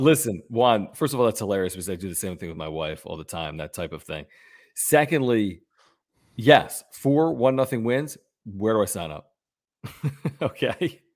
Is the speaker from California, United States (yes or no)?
no; Philadelphia, Pennsylvania, United States; now in San Diego, United States; I'm from Philly.